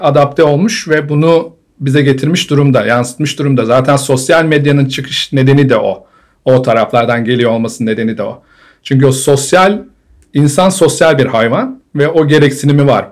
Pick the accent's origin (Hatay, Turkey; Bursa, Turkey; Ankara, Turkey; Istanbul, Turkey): Ankara, Turkey; moved away as an adult; Ankaralıyım ben. Ankara'da doğdum. Ankara'da ilkokul, ortaokul, lise, üniversite e, Bilkent'te okudum.